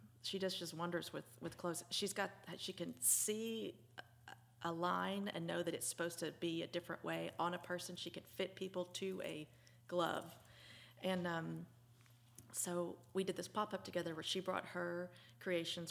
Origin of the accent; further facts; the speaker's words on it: Little Rock, Arkansas, United States; moved away as an adult; also born or lived in Conway, Arkansas; now in Franklin, United States; I was born and raised in Little Rock, Arkansas